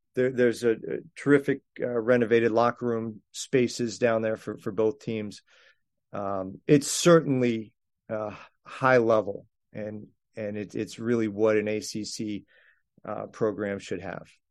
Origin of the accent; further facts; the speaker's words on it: Landover, Maryland, United States; moved away; my hometown of, of Landover, Maryland